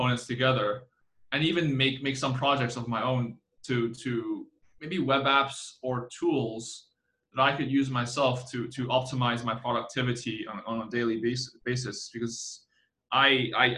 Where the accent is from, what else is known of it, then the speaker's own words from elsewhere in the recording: Hong Kong; now in Taiwan; my hometown in Hong Kong